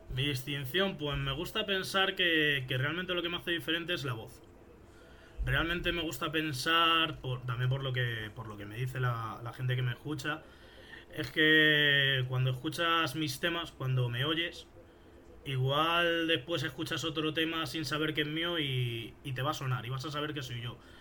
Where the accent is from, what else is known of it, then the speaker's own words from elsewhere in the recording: Fuenlabrada, Community of Madrid, Spain; soy de España, soy de Madrid, de una ciudad que está cerca de Madrid que se llama Fuenlabrada